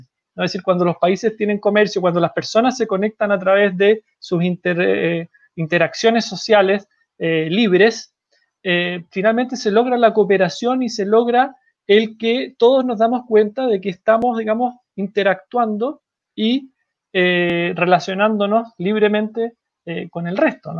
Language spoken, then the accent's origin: Spanish; Chile; como sociedad chilena